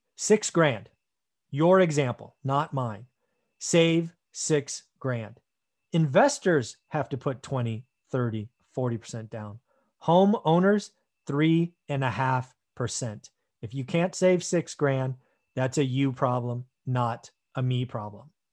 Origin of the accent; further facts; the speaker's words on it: United States; being an American